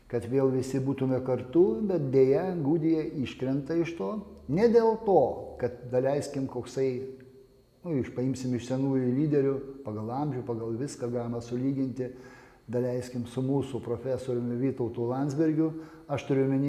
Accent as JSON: {"language": "Lithuanian", "country": "Lithuania", "said": "aš tiesiog lietuvis"}